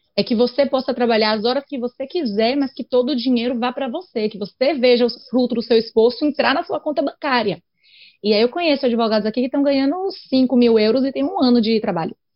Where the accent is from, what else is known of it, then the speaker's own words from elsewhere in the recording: Brazil; now in Spain; a gente é brasileiro ou brasileira e vem para a Europa